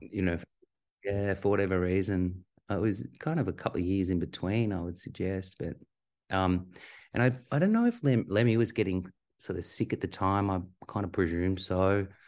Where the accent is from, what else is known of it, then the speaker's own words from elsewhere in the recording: Australia; grew up on a healthy, really healthy diet of skateboarding and, and surfing. as most Aussie kids do at the time